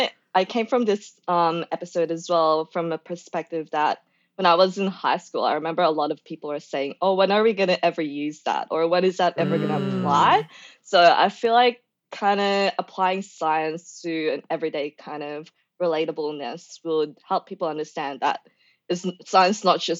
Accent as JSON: {"language": "English", "region": "Victoria", "country": "Australia", "said": "because I know Kate came from WA and I came from Victoria"}